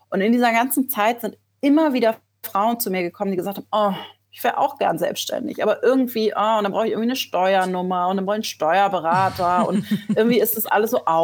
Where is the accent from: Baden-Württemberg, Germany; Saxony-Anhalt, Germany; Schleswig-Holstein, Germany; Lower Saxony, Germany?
Schleswig-Holstein, Germany; born there; also born or lived in Berlin; now in Hamburg, Germany; Ich bin auch ein gebürtiges Nordlicht. Ich komme aus Schleswig-Holstein, habe aber die letzten zehn Jahre in Berlin gelebt